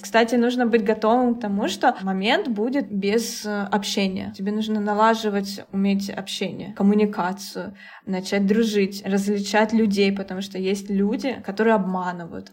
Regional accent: Russia; now in Cambodia; я из России

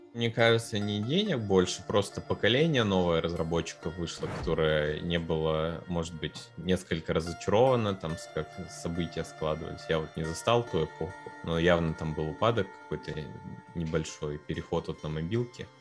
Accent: Perm, Perm Krai, Russia; мы из Перми

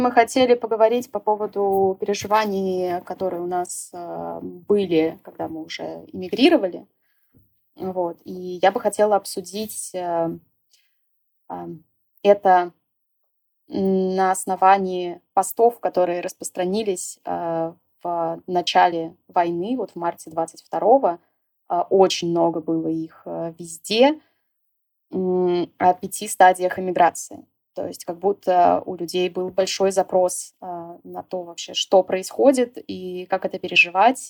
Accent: Saint Petersburg, Russia; moved away as an adult; Я жила в Питере, м, всю свою жизнь. То есть я родилась в Питере, и вплоть до иммиграции я там и жила.

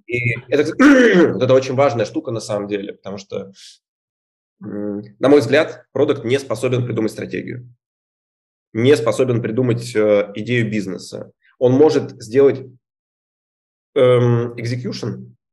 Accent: Izhevsk, Udmurtia, Russia; moved away; Я вообще сам из Ижевска

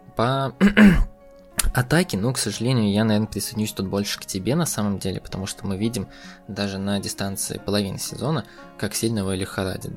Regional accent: Russia; я россиянин

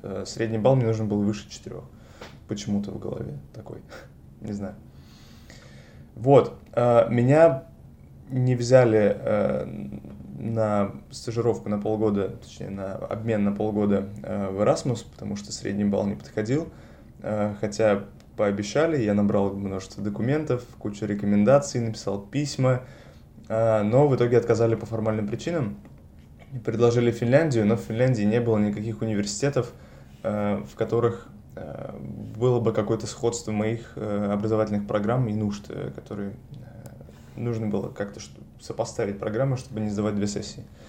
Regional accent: Saint Petersburg, Russia; moved away as an adult; now in Paris, France; я из Петербурга, родился и вырос в этом городе

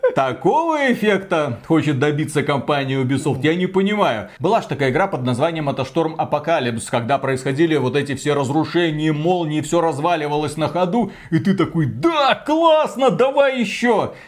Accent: Belarus; как белорус

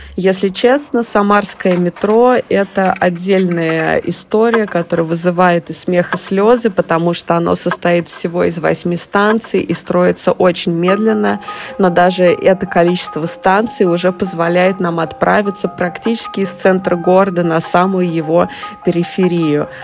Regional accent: Samara, Samara Oblast, Russia; это мой родной город – Здесь я провела большую часть своей жизни

